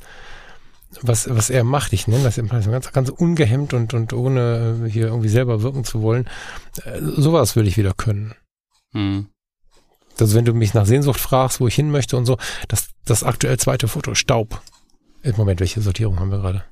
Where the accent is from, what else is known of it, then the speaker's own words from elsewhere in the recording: Ruhr area, North Rhine-Westphalia, Germany; moved away; diesen Teil meiner Heimat